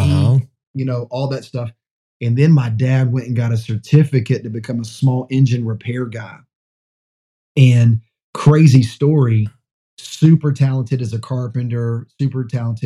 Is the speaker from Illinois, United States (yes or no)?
no; Orlando, Florida, United States; moved away as an adult; also born or lived in Memphis, Tennessee; now in San Antonio, United States; I grew up mostly in Florida